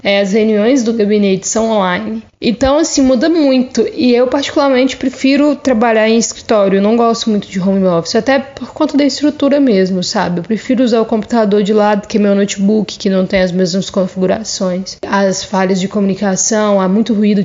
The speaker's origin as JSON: {"language": "Portuguese", "town": "Três Marias", "region": "Minas Gerais", "country": "Brazil", "tie": "born or raised there", "moved": "as an adult", "lives_now": "Salvador, Brazil", "said": "sou mineira, natural de Três Marias, mas atualmente estou morando em Salvador, na Bahia."}